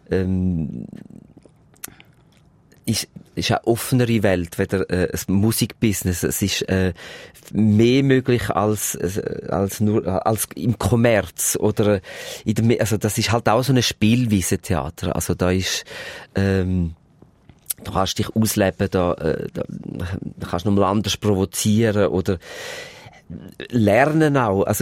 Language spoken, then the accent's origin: German; Switzerland; Es ist Paris und bei uns in der Schweiz sind dann die paar Plattenfirmen, die hast du dann schnell abklappert.